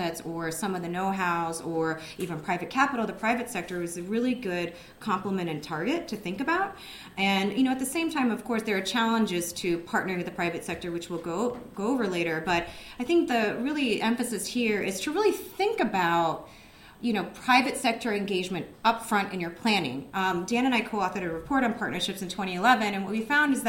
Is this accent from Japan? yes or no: yes; Japan; now in United States; I'm originally from Japan